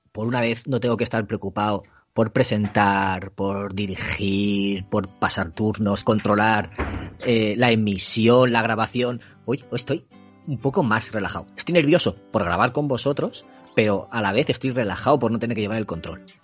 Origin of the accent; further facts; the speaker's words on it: Elche, Valencian Community, Spain; Y como soy de Elche, Elche de las Palmeras, pues ya se sabe.